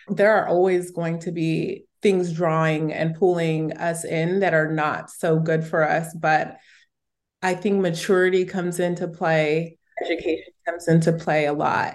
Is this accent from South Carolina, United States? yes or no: no; Southern California, United States; I grew up in Southern California.